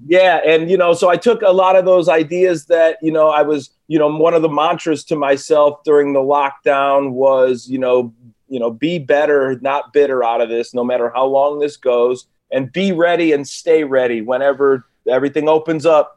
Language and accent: English; Cleveland, Ohio, United States; now in California, United States; I'm from Cleveland